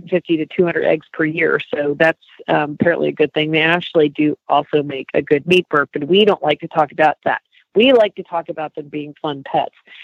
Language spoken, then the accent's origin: English; New Jersey, United States; moved away; Jersey, I'm from Jersey originally.